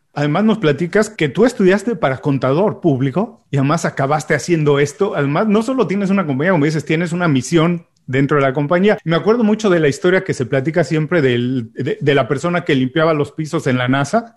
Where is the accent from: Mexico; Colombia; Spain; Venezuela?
Mexico; soy mexicano